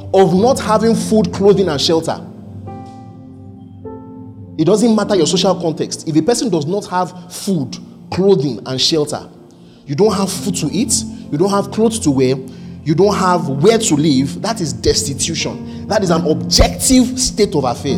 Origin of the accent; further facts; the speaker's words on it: mother's hometown in Igboland, Nigeria; moved away; also born or lived in Lagos; my mom's hometown where we lived, among the poor people, we were considered better